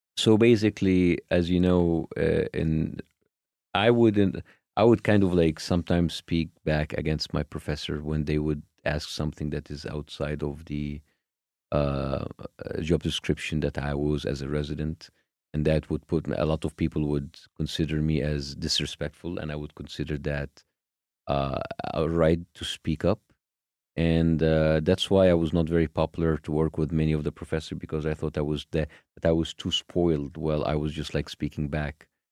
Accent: Cairo, Cairo Governorate, Egypt; I was born in Cairo, born to a middle class family

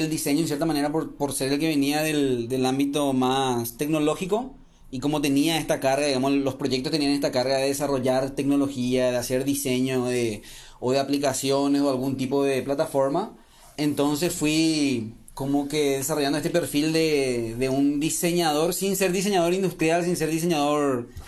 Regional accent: Paraguay; moved away as an adult; also born or lived in Trento, Italy; originalmente soy ingeniero informático de Paraguay. Por esas cosas de la vida me fui a hacer una pasantía en Trento

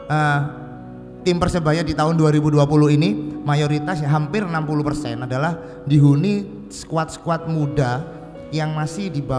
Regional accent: East Java, Indonesia; bagi kita sebagai orang Jawa Timur adalah sebuah kebanggaan karena di Jawa Timur ini kita akhirnya ada kompetisi resmi dalam taraf nasional

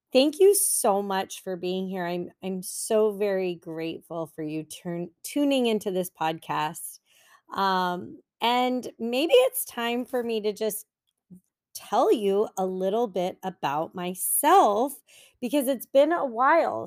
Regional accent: San Francisco Bay Area, California, United States; moved away as an adult; now in Los Angeles County, United States; I've always lived in California. Um, I'm from the Bay Area, San Francisco Bay Area

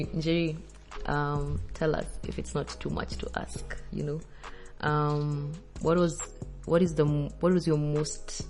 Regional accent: Kenya; now in Mauritius; I'm also from Kenya

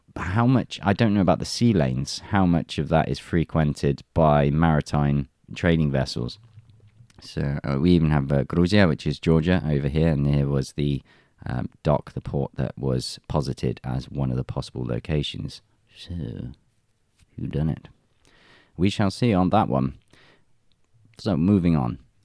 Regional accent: England, United Kingdom; now in Russia; I'm from England

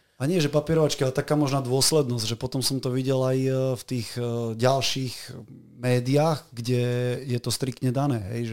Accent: Martin, Žilina Region, Slovakia; moved away as an adult; now in Banská Bystrica, Slovakia; Ja som síce od roku 2002 bývam v Banskej Bystrici, ale som Martinčan

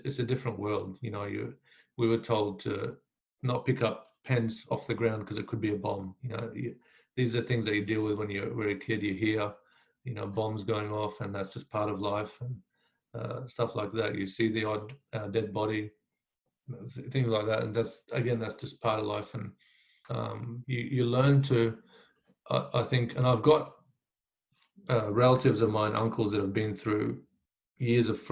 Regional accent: Queensland, Australia; also born or lived in Iraq; So when I came to Australia, I was 7 years old. I grew up in a, you know, beautiful part of Queensland

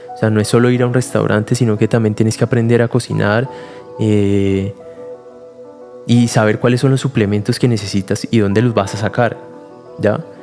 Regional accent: Cali, Valle del Cauca, Colombia; yo soy de Cali, ahí nací

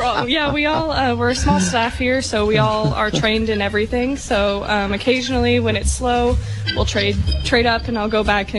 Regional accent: Tri-Cities, Eastern Washington, United States; moved away as an adult; now in California, United States; I'm from Washington State. I'm from Eastern Washington, the Tri-Cities, and I moved down here in the end of January

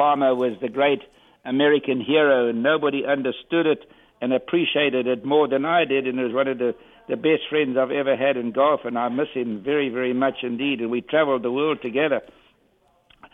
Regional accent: South Africa; I'm from South Africa.

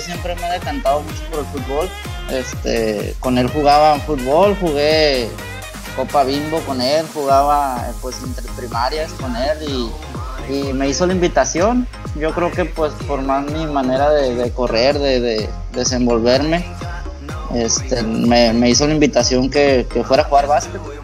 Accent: San José, Mexico; also born or lived in Badiraguato, Sinaloa; now in Sinaloa, Mexico; por problemas familiares nos fuimos para San José y pues ya desde la primaria nos instalamos en San José

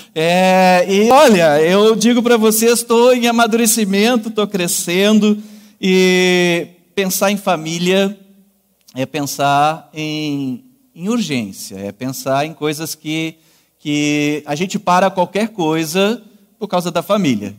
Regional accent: Canguçu, Rio Grande do Sul, Brazil; moved away as an adult; also born or lived in Northeast Brazil; Sou natural de Canguçu, vizinho então a Pelotas

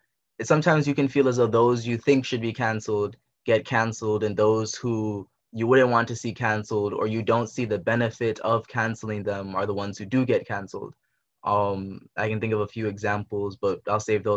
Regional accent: Jamaica; I'm from Jamaica

